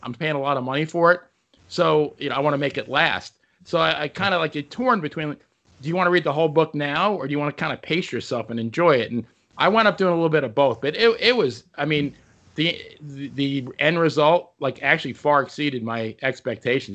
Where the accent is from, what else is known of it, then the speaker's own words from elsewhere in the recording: New York, United States; growing up in New York